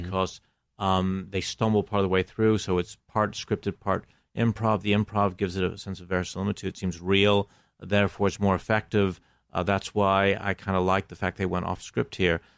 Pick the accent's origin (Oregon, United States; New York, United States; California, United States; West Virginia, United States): New York, United States; Buffalo; moved away as an adult; also born or lived in England / Greece; now in Los Angeles, United States; I grew up in Buffalo